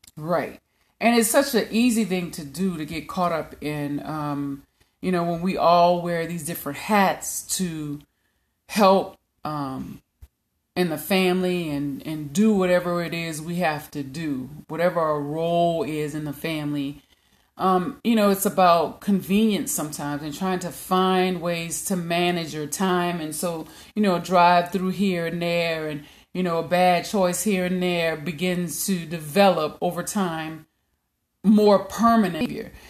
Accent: Louisiana, United States; I'm from Louisiana

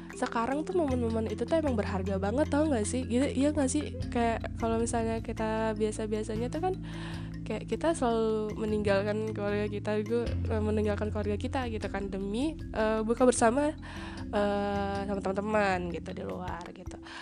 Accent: Palembang, South Sumatra, Indonesia; aku kan orang Palembang banget nih aku I'm proud to be Palembang nis

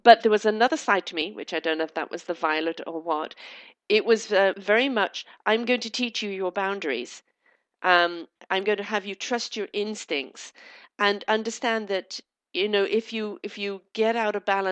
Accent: Canada; I'm Canadian

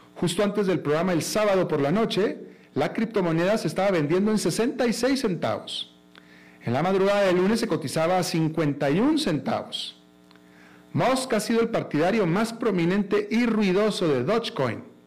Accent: Monterrey, Nuevo León, Mexico; moved away; yo soy de Monterrey, todos todos mis amigos de Monterrey de la infancia

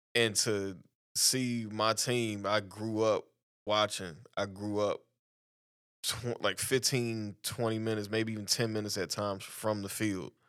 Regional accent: Arlington, Texas, United States; Arlington, Texas is my hometown

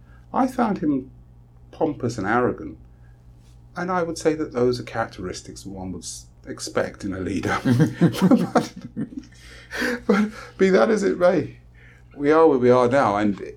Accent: England, United Kingdom; now in Trinidad and Tobago; I love black people. I'm from England and I know what it's like. And when I come to a country that is predominantly black people

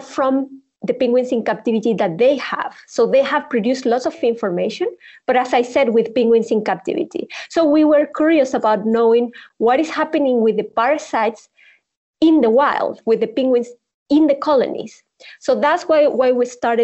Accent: Chilean Patagonia, Chile; moved away as an adult; now in South Africa; I'm from the Chilean Patagonia in the south of Chile. And I was surrounded by all the nature

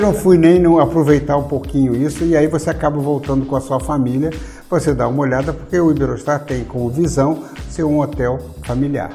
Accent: Brazil; eu, como brasileiro

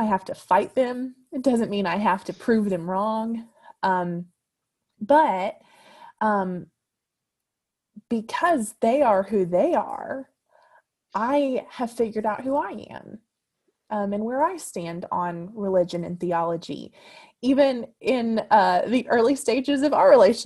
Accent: Louisville, Kentucky, United States; I had a really unique, unique experience growing up in Louisville

